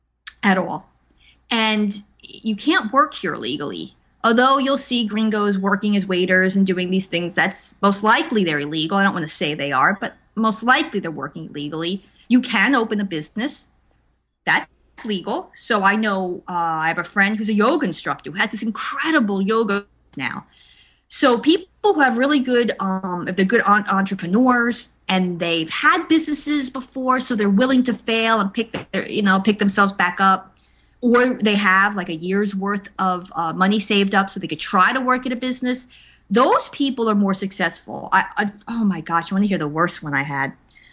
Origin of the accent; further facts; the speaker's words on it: East Coast, United States; well, I'm from the East Coast, so we don't deal with that.